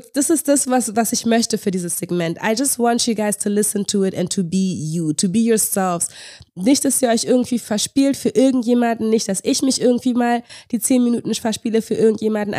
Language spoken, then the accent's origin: German; Berlin, Germany; ich bin mitten in der Stadt groß geworden.